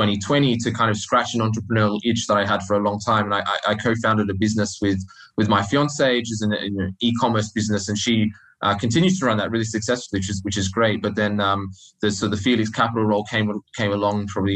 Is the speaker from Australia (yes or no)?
yes; Australia; moved away as an adult; I started out life in Australia, if you can't tell from my funny accent